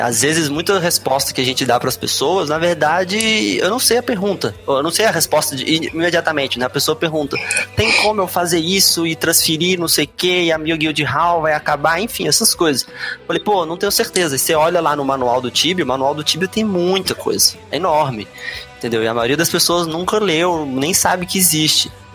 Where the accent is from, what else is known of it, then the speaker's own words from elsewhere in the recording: Brasília, Federal District, Brazil; eu sou de Brasília, é, não nasci aqui, mas moro aqui a vida toda